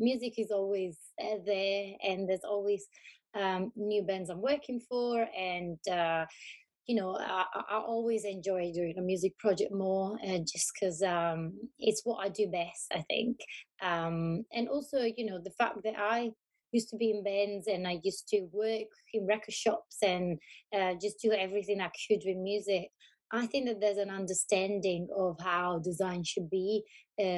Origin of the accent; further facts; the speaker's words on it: Tuscany, Italy; moved away as an adult; also born or lived in Berlin / Glasgow; now in London, United Kingdom; I'm from Italy. I live in the UK since 10 years